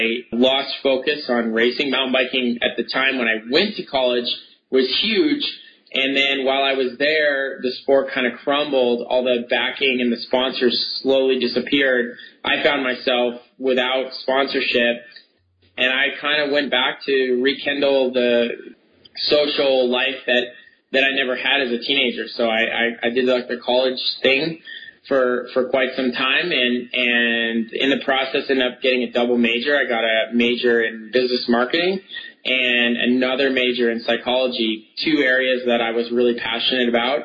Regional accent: Connecticut, United States; I grew up in Connecticut

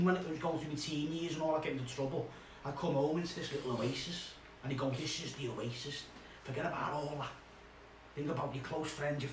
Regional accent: Merseyside, North West England, United Kingdom

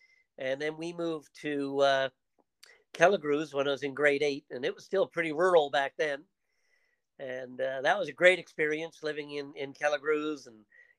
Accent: Newfoundland and Labrador, Canada; also born or lived in Toronto; I often say I'm a typical Newfoundlander of my generation. I was born in Toronto.

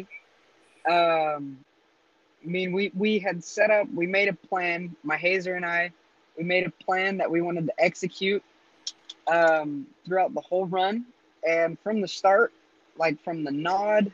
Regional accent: Las Vegas, Nevada, United States; also born or lived in Utah; I'm from Las Vegas, Nevada, but I do rodeo for the state of Utah, and Utah is the place that I really call home.

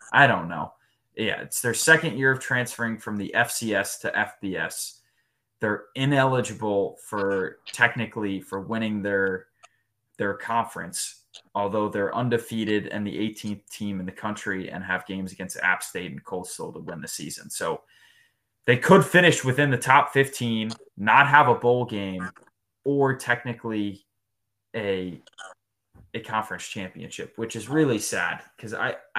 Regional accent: New Jersey, United States; We're from Jersey.

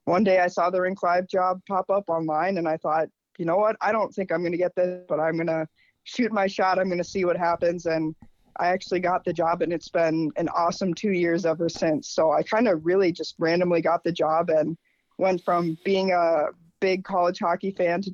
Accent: Minnesota, United States; even being a Minnesotan

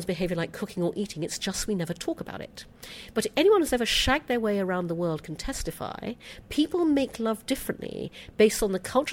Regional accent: United Kingdom; accent: British; my British accent

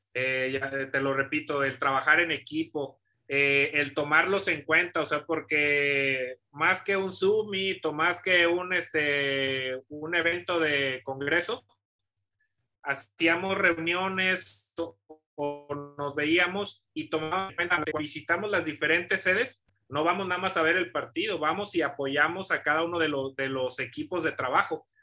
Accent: Morelia, Michoacán, Mexico; moved away as an adult; also born or lived in Puebla; soy originario de Morelia, Michoacán. Eh, desde pequeño toda mi familia practica deporte

